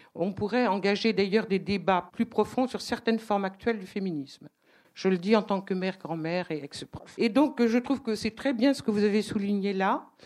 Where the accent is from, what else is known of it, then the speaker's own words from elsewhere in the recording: Brittany, France; moved away; also born or lived in Africa; je suis bretonne d'origine et j'avais vécu une partie de ma vie en Afrique